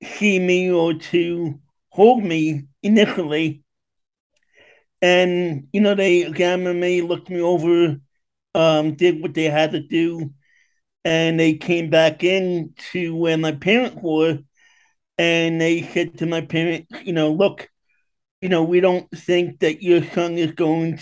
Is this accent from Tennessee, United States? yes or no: no; New York City, New York, United States; moved away as an adult; also born or lived in Westchester, Pennsylvania; now in West Chester, United States; I originally was born and raised in Queens, New York.